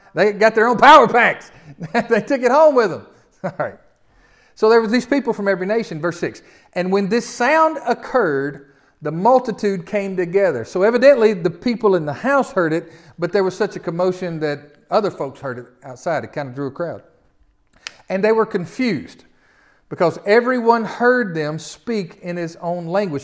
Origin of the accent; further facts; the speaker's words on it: the South, United States; accent: Southern; us Southerners with all this, how would they know we're from the South?